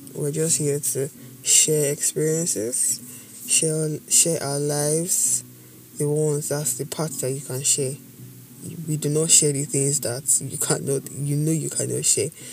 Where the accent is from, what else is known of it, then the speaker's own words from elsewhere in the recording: Edo, Nigeria; I'm from Edo State, Banker to be precise. No, I'm not Bini